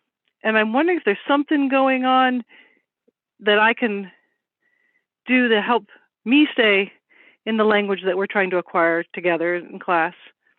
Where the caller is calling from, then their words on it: Vermont, United States; Northern Vermont.